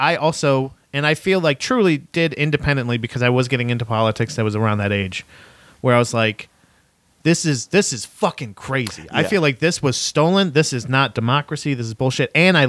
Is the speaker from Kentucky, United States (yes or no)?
no; St. Petersburg, Florida, United States; I'm from St. Pete.